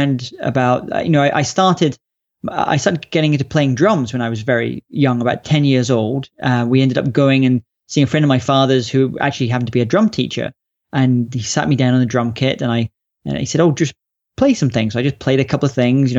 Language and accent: English; Scotland, United Kingdom; also born or lived in London; we moved up to Scotland when I was about 3 years old, and in the countryside, beautiful countryside of Scotland. And it was a pretty great place to grow up as a child